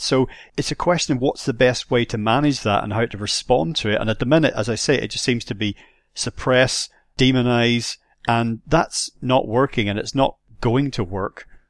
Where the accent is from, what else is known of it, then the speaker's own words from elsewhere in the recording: Northern Ireland, United Kingdom; I grew up in Northern Ireland very, very polarized situation there